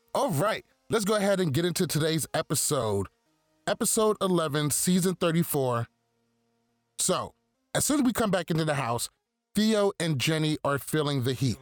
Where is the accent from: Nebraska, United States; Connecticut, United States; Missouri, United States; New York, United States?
New York, United States; I'm from New York